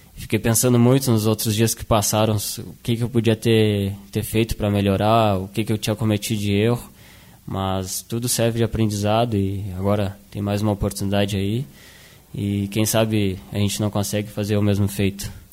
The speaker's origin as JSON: {"language": "Portuguese", "town": "Canguçu", "region": "Rio Grande do Sul", "country": "Brazil", "tie": "born or raised there", "also_born_or_lived": "Piratini", "said": "eu nasci em Piratini, mas depois me, naturalizei aqui em Canguçu, fiz minha identidade toda aqui. Então acabei só nascendo em Piratini e logo depois já vim para Canguçu."}